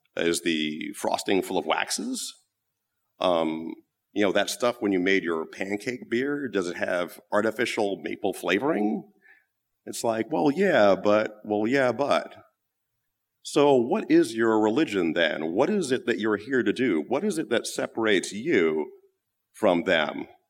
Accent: United States; also born or lived in London; being an American

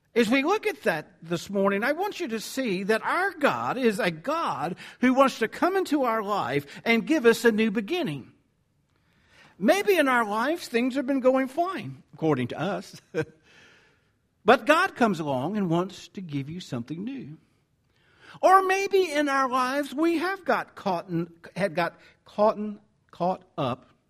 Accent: the South, United States; accent: southern; my southern accent's getting in the way here

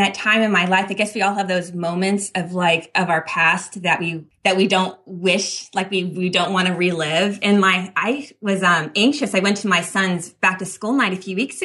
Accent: Northern California, United States; I grew up in a little farming town in Northern California

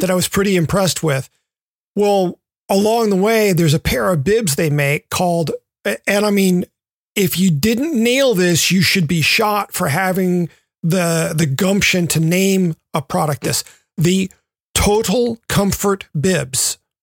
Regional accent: the South, United States; moved away; growing up in the South, I spent a lot of time on the water

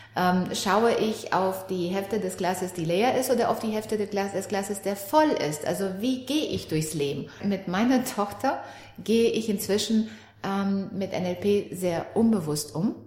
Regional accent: Romania; now in Germany; ich komme aus Rumänien. Ich kam nach der Wende hier nach Deutschland, auch ohne meine Eltern

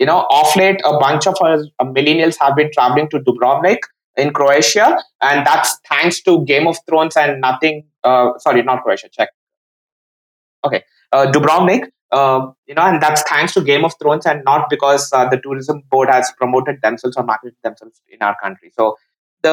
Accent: India; as an Indian

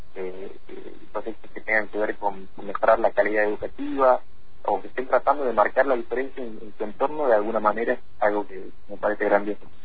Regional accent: Tucumán, Argentina; moved away as an adult; now in Fernández Oro, Argentina; Y nací ahí en Tucumán, ahí hice mi primaria y secundaria y bueno, a fines de 2015 me mudé acá a Fernández Torres

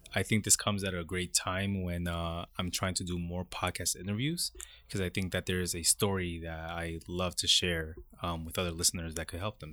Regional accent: Brentwood, New York, United States; also born or lived in Queens, New York; I was born in Queens, And, um, by the time I started kindergarten, I, my family moved to Long Island to a community called Brentwood.

